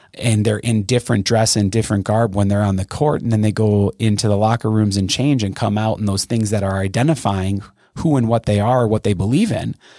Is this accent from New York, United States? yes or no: no; Brookfield, Wisconsin, United States; I grew up in Brookfield, which is a pretty wealthy neighborhood in the greater Milwaukee area